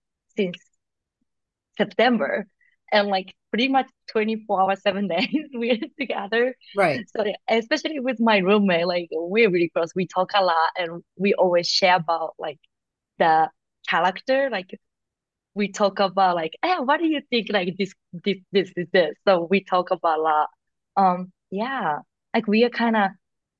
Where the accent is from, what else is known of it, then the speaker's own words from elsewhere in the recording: Fukuoka, Japan; English is a second language; now in New York, United States; I'm from Japan, like so my family is like everybody in Japan